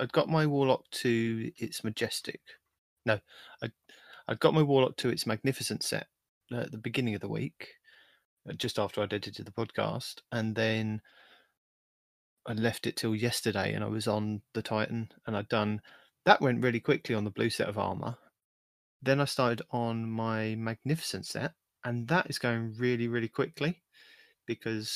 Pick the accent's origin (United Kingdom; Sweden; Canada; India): United Kingdom; I'm the British guy